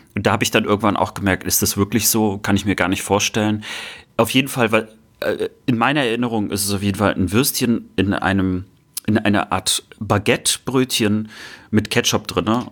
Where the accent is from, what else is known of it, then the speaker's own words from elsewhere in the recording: Baltic coast near Prerow, Mecklenburg-Vorpommern, Germany; Prero war natürlich meine Heimat viel näher